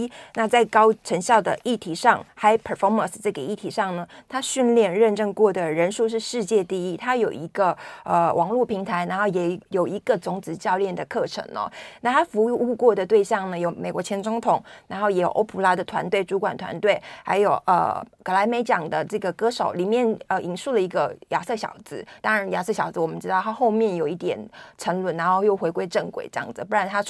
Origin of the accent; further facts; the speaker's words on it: Taiwan; 我们台湾人